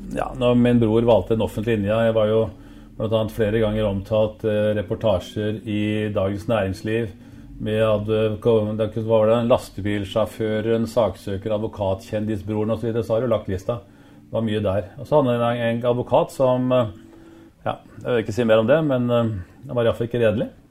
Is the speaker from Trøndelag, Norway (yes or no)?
no; Oslo, Norway; also born or lived in Drangedal; jeg var oppvokst i Rødveien på Årvoll